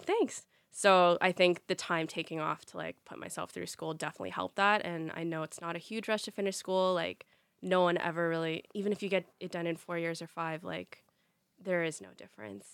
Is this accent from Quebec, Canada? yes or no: no; Ottawa, Ontario, Canada; born and raised in Ottawa